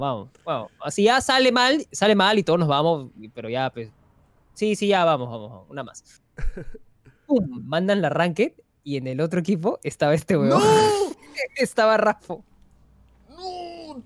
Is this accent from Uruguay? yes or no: no; Peru